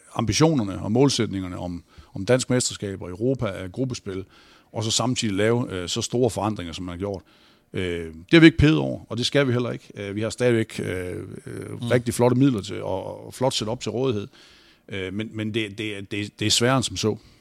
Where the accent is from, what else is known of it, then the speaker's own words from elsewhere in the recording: North Jutland, North Denmark Region, Denmark; Jeg er jo fra Nordjylland